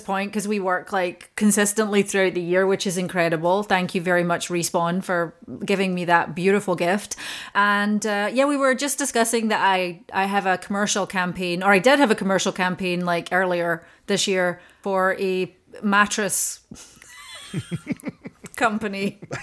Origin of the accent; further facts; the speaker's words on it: Scotland, United Kingdom; I'm Scottish